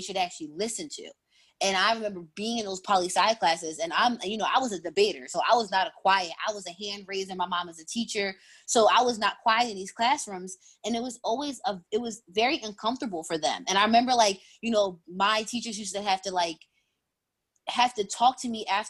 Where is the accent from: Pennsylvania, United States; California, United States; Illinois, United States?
Pennsylvania, United States; Philadelphia; also born or lived in upstate New York; I grew up in Philly. I'm born and raised in Uptown.